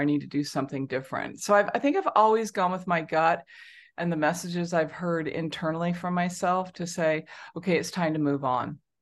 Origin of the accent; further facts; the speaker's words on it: Southern California, United States; moved away as an adult; also born or lived in China / Hong Kong; now in Singapore; I grew up in Southern California